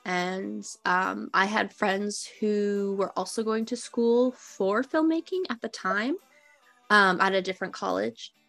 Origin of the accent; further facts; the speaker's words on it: Minnesota, United States; now in California, United States; I am a storyteller uh, from originally from Minnesota who moved to California